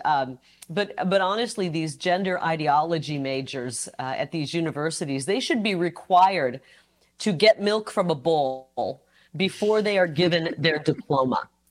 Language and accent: English; Iowa, United States; moved away; I'm from Iowa. I'm the youngest of nine